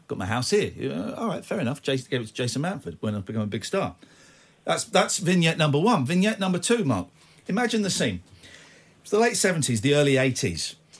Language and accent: English; Manchester, North West England, United Kingdom; I'm from Manchester.